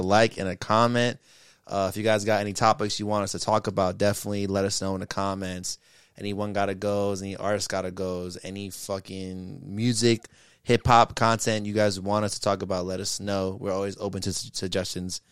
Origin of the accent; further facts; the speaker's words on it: New York, United States; a couple of, of New York niggas